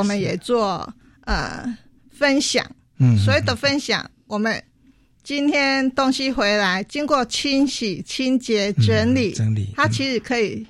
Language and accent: Chinese; Longtan, Taoyuan, Taiwan; 我们龙潭人，因为我们来自于龙潭